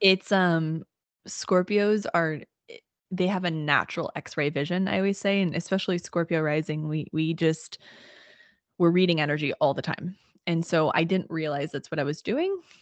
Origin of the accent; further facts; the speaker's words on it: Southern Illinois, United States; I grew up in Illinois, in Southern Illinois, and grew up in a really small town